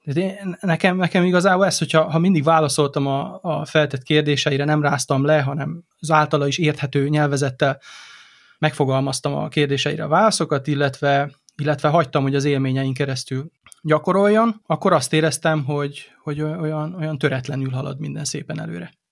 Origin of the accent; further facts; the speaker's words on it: Délvidék, Vojvodina, Serbia; mindketten a délvidékről származunk, tehát gyakorlatilag ugyanolyan keretrendszerben nőttünk föl